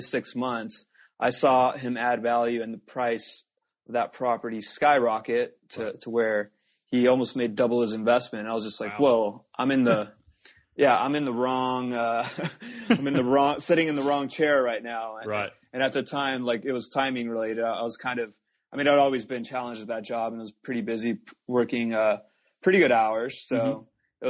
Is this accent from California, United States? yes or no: yes; Los Angeles, California, United States; I was born and raised here in Southern California, the LA area